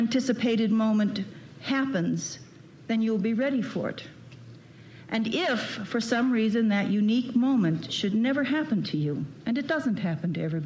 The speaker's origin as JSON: {"language": "English", "town": "Chicago", "region": "Illinois", "country": "United States", "tie": "born or raised there", "said": "I was born in Chicago"}